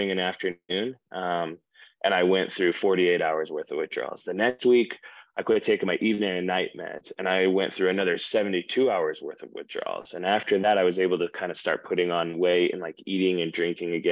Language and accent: English; Ogden, Utah, United States; also born or lived in Hyrum, Utah; I'm from Ogden